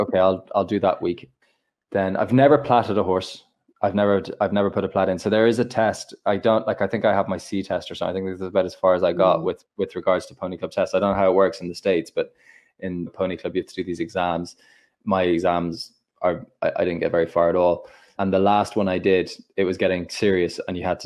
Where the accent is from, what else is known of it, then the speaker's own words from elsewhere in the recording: Ireland; I'm Irish